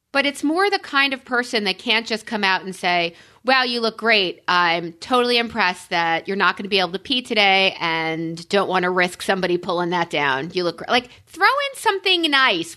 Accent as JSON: {"language": "English", "region": "New York", "country": "United States", "said": "I'm a New Yorker"}